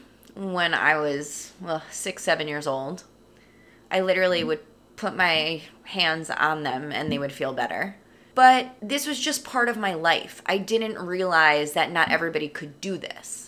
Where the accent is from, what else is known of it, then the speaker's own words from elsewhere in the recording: New York, United States; I am from New York, born and raised, right outside New York City.